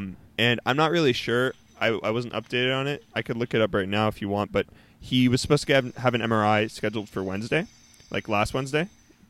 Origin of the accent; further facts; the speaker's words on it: Canada; because I'm Canadian.